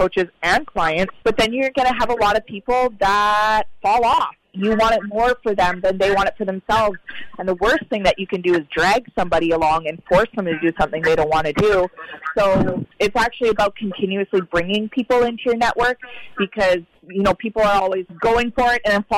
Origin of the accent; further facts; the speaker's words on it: Canada; I'm from Canada